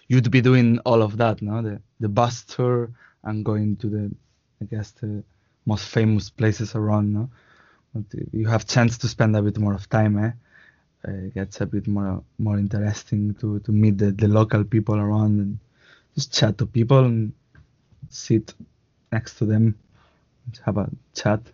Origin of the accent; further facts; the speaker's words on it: Gandia, Valencian Community, Spain; English is a second language; moved away as an adult; also born or lived in Barcelona, Spain; now in Edinburgh, United Kingdom; I was born in Barcelona, but I grew up in Gandia. So this is Spain.